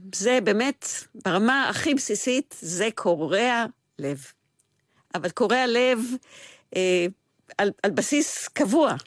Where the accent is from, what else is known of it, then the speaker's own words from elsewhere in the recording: Israel; לגדול כצבר גאה